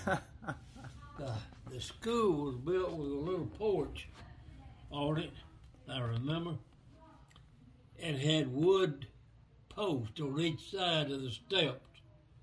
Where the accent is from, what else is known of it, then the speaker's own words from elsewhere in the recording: Center Ridge, Mississippi, United States; also born or lived in Mize, Mississippi; moved to the Center Ridge, Smith County community. I don't know how many miles away, but that's where I grew up till I was about 10